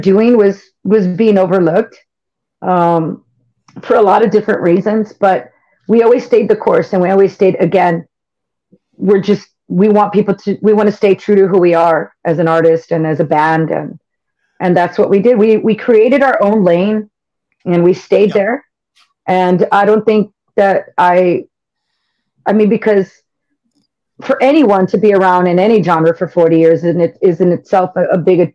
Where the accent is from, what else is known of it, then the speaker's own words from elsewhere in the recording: San Antonio, Texas, United States; I've represented my hometown, you know, all over the world. And I take a lot of pride in being from San Antonio